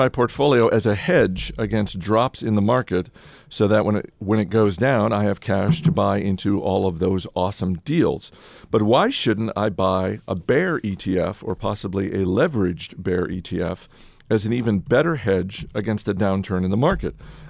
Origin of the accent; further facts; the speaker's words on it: New England, United States; I'm from New England, yes.